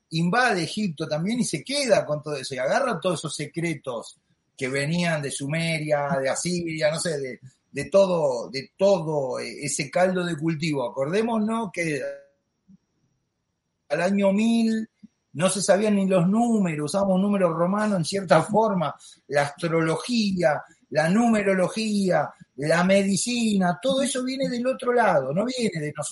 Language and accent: Spanish; Argentina; Lo digo yo, que vengo de una familia católica, argentino, como los españoles, que hemos sido criados con el catolicismo